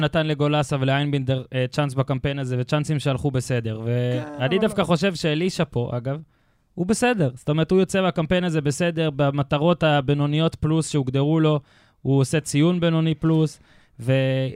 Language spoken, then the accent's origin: Hebrew; Israel; אני הייתי בן 10, התארח אצלנו במושב דוד שלי